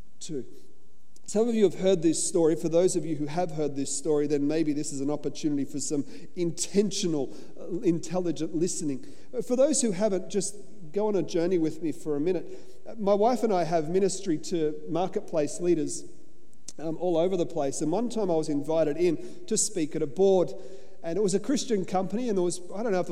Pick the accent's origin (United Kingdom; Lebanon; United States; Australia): Australia; I'm an Aussie. So I'm just sitting back. I come from convict stock